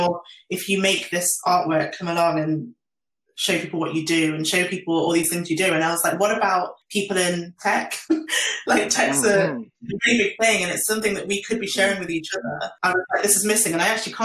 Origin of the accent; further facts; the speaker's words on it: Nottingham, East Midlands, United Kingdom; I grew up in Nottingham